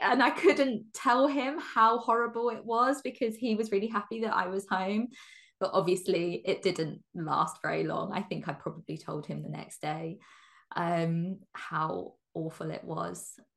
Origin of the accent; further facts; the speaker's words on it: England, United Kingdom; I'm born and bred in England. Um in the countryside in England as well.